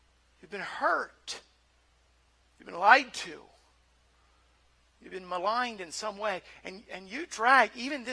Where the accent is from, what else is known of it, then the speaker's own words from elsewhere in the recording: Nova Scotia, Canada; Kid growing up in Nova Scotia, and we grew up in a Christian camp.